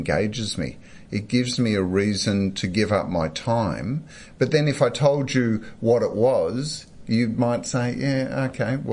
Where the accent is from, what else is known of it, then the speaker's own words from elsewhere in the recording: Melbourne, Victoria, Australia; growing up in Melbourne, you have to have an AFL team